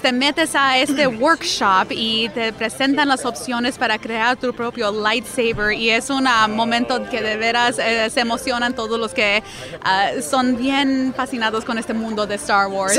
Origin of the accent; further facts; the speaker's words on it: Montclair, California, United States; Yo crecí bien cerca aquí a Disneyland Resort